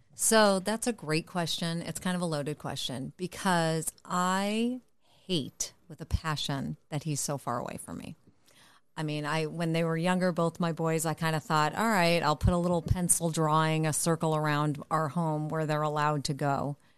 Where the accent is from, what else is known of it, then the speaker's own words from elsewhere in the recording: Connecticut, United States; now in California, United States; I moved to California, but I'm originally from Connecticut